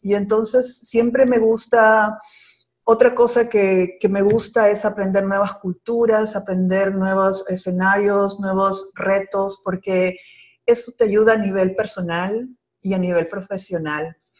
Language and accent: Spanish; Peru; first language Spanish; moved away as an adult; now in Miami, United States; yo nací y crecí ah, y me gradué de bióloga en el hermoso país de Perú